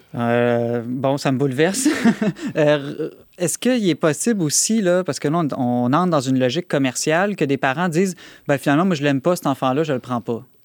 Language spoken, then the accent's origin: French; Quebec, Canada; chez nous, au Québec